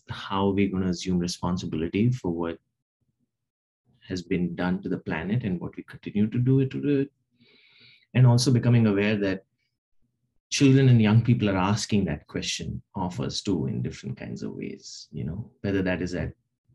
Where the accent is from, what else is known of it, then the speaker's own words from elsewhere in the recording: Hyderabad, Telangana, India; moved away; Hyderabad, which is where I grew up in India